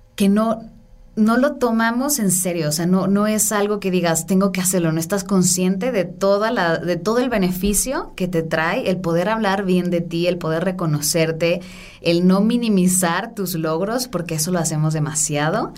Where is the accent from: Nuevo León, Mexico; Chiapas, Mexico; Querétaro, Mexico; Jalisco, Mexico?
Jalisco, Mexico; Guadalajara; also born or lived in San Francisco; yo soy de Guadalajara